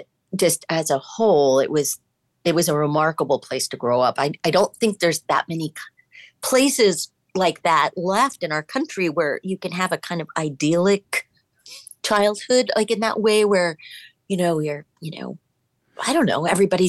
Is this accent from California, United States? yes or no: yes; Manhattan Beach, California, United States; I grew up in Manhattan Beach. And when I grew up there, I mean, I literally grew up in a … song. It was, you know, the 60s and 70s. And it was a smaller town